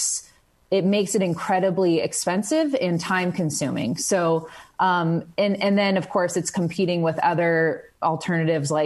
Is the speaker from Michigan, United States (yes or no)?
no; California, United States; now in Montana, United States; in my home state of California